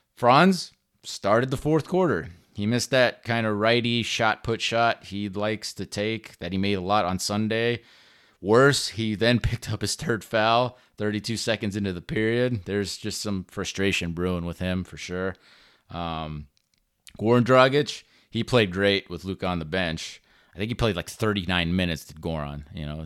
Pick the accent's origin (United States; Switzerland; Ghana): United States; Orlando, Florida; I'm born and raised in Orlando